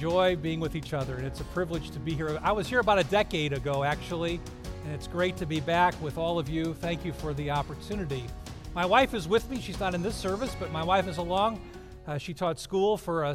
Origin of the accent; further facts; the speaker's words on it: Mississippi, United States; moved away; I'm from Mississippi originally